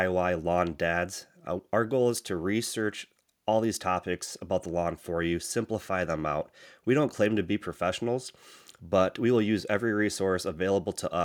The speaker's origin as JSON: {"language": "English", "region": "Michigan", "country": "United States", "said": "I hail from the Great Lakes state of Michigan."}